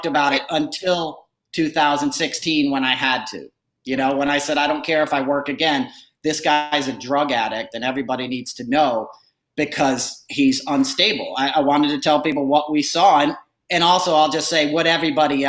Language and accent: English; New York, United States; I grew up in New York in the 80s